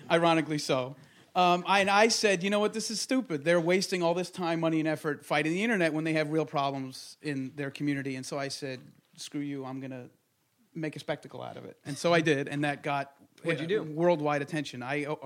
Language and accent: English; Monsey, New York, United States; I grew up in Muncie, which is sort of upstate-ish from New York City, about, yeah. I don't know, what, 15, 20 miles up north. Very right-wing, ultra-Orthodox, Hasidic.